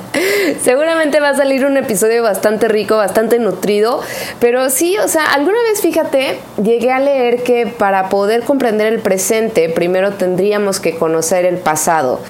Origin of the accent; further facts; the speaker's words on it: Mexico; nuestro orgullo de ser mexicano